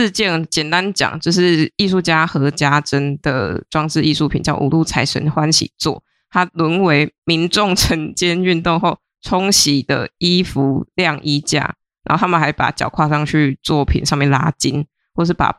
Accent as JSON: {"language": "Chinese", "region": "Kaohsiung", "country": "Taiwan", "said": "它位于高雄卫武营艺术村 VR 这个地点啊，你们有去过吗？因为身为高雄人，"}